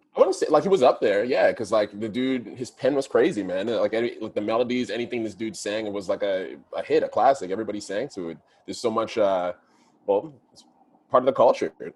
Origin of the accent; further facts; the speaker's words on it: Ottawa, Ontario, Canada; moved away as an adult; also born or lived in Toronto; Growing up in Ottawa